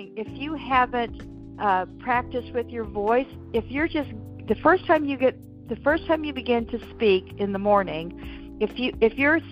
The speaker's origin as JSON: {"language": "English", "region": "Texas", "country": "United States", "tie": "born or raised there", "said": "I was raised in Texas"}